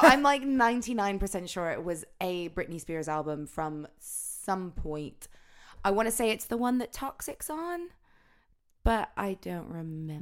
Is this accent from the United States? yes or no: yes; the South, United States; growing up in the South, like, obviously there's a load of, like, country influence